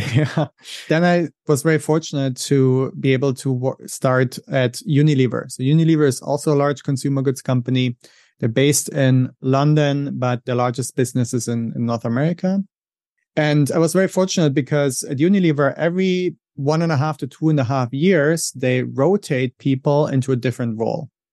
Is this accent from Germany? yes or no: yes; Germany; English is a second language; moved away as an adult; also born or lived in Switzerland / England; now in United States; I'm originally from Germany, as you may be able to hear from my accent. That's where I grew up.